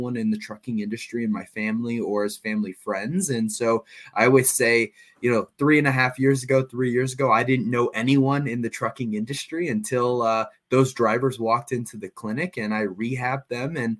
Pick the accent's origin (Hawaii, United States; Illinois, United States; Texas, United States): Illinois, United States; across the Mississippi from St. Louis; I guess technically I was born and raised right on the other side of the Mississippi and in Illinois, but it was a 15-minute drive to St. Louis. So I consider myself a St. Louisan